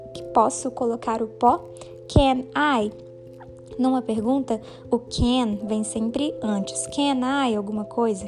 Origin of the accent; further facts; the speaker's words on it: Minas Gerais, Brazil; eu sou de Minas Gerais. I am from Minas Gerais, Brasil.